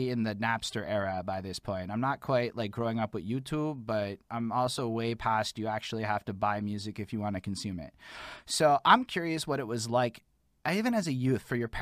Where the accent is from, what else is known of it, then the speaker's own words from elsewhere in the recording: Montreal, Quebec, Canada; I'm from Montreal.